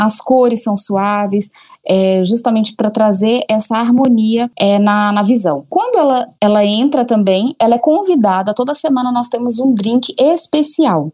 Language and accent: Portuguese; Goiânia, Goiás, Brazil; moved away as an adult; also born or lived in Colombia / Belo Horizonte; now in São Paulo, Brazil; saí de Goiânia, casei muito cedo, morei em vários lugares, na Colômbia